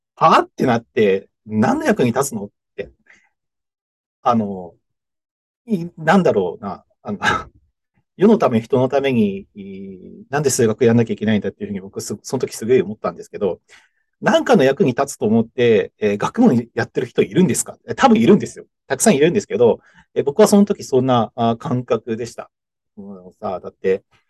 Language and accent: Japanese; Fuchu, Hiroshima, Japan; moved away as an adult; 広島県の府中市っていうところで、福山、福山っていうところがあって、えー、そこは結構知ってる人多いかもしれないですけど、福山の、えー、ちょっと北側、山の方ですね、えー、にある、うー、しでございます。で、えっと、まあ、そこにですね、高校を卒業して、僕一年浪人しているので、えー、浪人時代、一浪